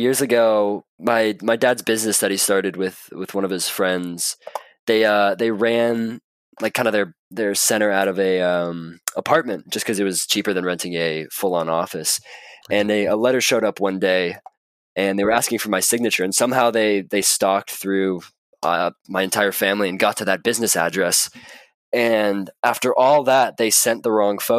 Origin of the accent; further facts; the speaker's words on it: Marin, California, United States; I was born up in Marin